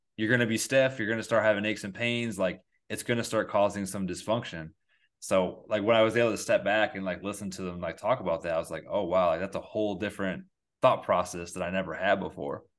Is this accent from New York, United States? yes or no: yes; Endicott, New York, United States; I come from a really small town called Endicott, New York